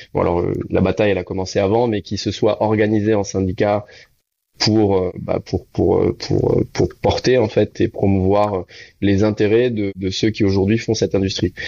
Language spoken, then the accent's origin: French; Réunion; moved away; also born or lived in Canada; je suis de la Réunion